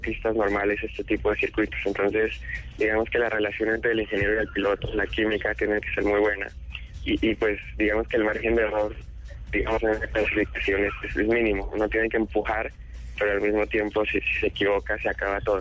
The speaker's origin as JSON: {"language": "Spanish", "region": "Mexico City", "country": "Mexico", "tie": "born or raised there", "also_born_or_lived": "Bogotá, Colombia", "moved": "yes", "lives_now": "Indianapolis, United States", "said": "yo primero migré hacia México a los seis años"}